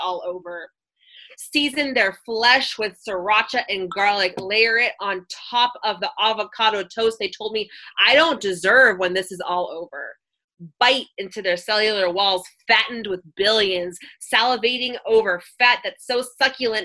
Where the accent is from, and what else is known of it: Oakland, California, United States